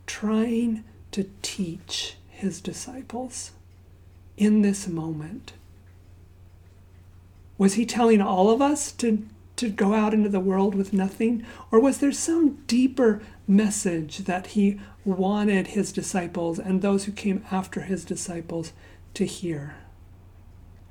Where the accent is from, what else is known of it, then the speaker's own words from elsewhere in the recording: Zambia; So my parents are missionaries. I grew up in Zambia, Africa, and we didn't have the Boy Scouts where I grew up